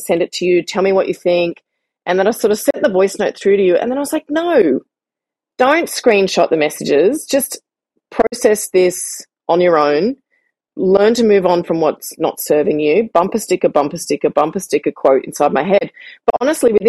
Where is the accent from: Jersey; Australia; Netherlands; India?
Australia; moved away as an adult; now in Barcelona, Spain; being the Australian that I am